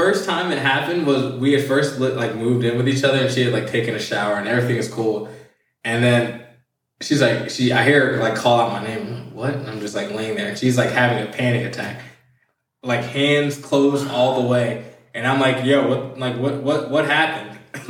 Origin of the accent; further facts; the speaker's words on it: Milwaukee, Wisconsin, United States; The fight was in Detroit, and we're from Milwaukee. So it was like a 7.5-hour drive.